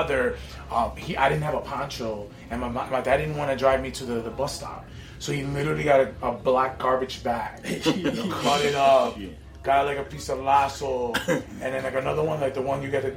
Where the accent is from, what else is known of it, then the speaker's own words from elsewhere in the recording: Connecticut, United States; moved away as an adult; now in Washington Heights, New York, United States; growing up in Connecticut